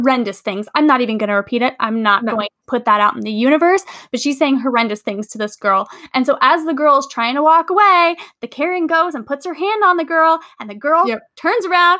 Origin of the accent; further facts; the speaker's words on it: California, United States; I'm from California.